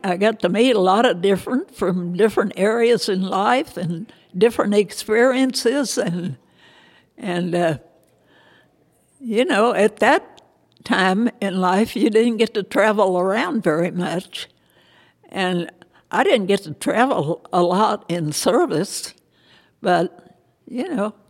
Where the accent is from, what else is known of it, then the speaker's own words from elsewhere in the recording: Kentucky, United States; moved away as an adult; also born or lived in Evansville / Indianapolis; No, I grew up in Kentucky. I was born in Kentucky and lived there until I graduated from high school